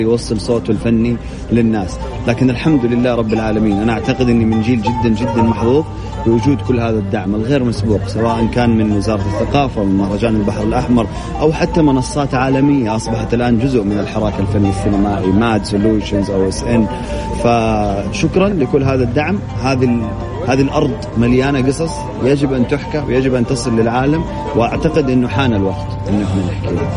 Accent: Mecca, Makkah Province, Saudi Arabia; now in Jeddah, Saudi Arabia; انا ولدت في في مكه بس جده مدينتي الثانيه يعني صارت الان مدينتي الام

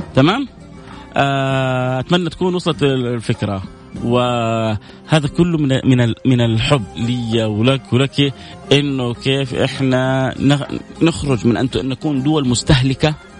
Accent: Saudi Arabia; إحنا كسعوديين

